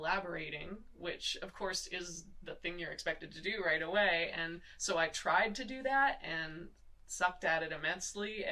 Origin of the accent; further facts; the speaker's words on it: Muskoka, Ontario, Canada; I grew up in Canada in an area called Muskoka, Ontario